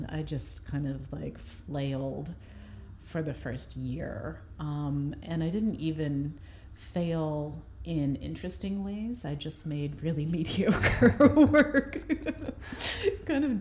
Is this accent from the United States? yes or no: yes; St. Louis, Missouri, United States; moved away as an adult; also born or lived in San Francisco / Baltimore / Chicago; now in Brooklyn, United States; I grew up in St. Louis, and when I left to go to MICA in Baltimore